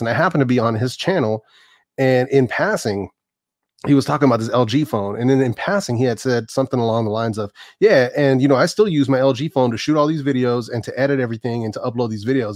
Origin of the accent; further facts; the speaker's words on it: Oakland, California, United States; also born or lived in San Francisco; born and raised out here, man. I was born in San Francisco, raised in the Bay Area my whole life